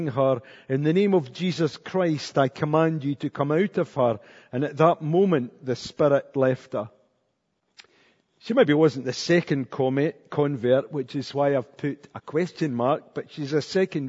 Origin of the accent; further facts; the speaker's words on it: Cumnock, Scotland, United Kingdom; I was brought up in Cumnock